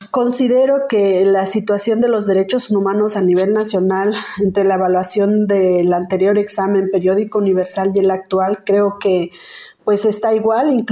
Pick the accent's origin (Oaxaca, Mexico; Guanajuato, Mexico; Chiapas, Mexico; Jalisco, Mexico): Oaxaca, Mexico; Santiago Textitlán; soy abogada zapoteca de la comunidad de recibimiento de Cuauhtémoc, municipio de Santiago Texitlán, en la región de la Sierra Sur, acá en el estado de Oaxaca.